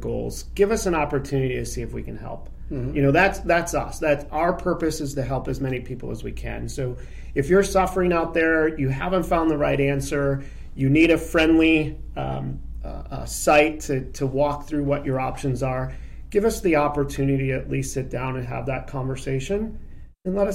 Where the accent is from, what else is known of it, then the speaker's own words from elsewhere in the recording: Traverse City, Michigan, United States; moved away as an adult; now in Aurora, United States; Grew up, born and raised in Traverse City, Michigan.